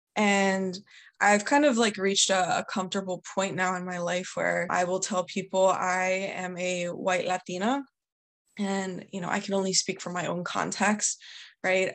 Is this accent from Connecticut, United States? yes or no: no; outside Philadelphia, Pennsylvania, United States; I grew up about 45 minutes outside of Philadelphia, so in the suburbs.